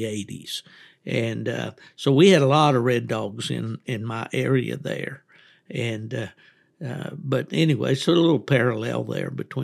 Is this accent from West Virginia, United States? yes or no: yes; West Virginia, United States; moved away as an adult; also born or lived in Kalamazoo, Michigan / Raleigh, North Carolina / Japan; in my upbringing in West Virginia